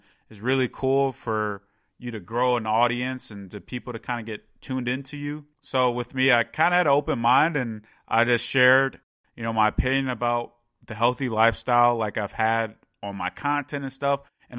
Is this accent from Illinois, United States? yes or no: yes; Chicago, Illinois, United States; growing up in the Chicago area, I was in a great sports city for that to happen.